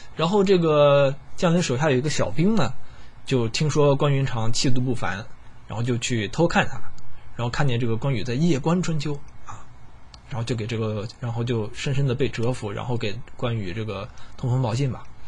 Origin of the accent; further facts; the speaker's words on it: China; 我身为一个中国人，我很自豪